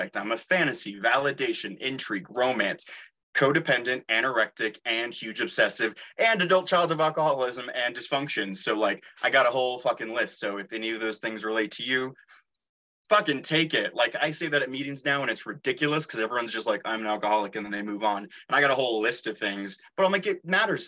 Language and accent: English; Santa Rosa, California, United States; I was raised in Northern California, in Santa Rosa.